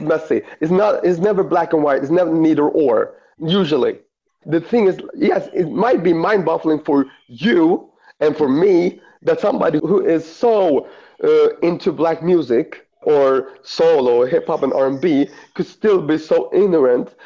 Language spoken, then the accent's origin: English; Eritrea; I'm from Eritrea